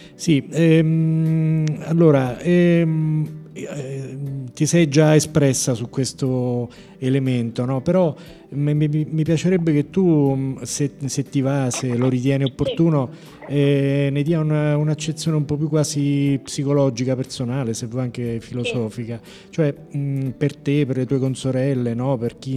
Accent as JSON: {"language": "Italian", "town": "Norcia", "region": "Umbria", "country": "Italy", "moved": "yes", "lives_now": "Rome, Italy", "said": "io sono umbro, però vengo da Norcia"}